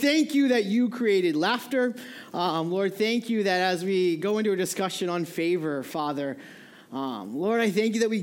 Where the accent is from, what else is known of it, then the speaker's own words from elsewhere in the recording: New England, United States; moved away; I grew up in New England.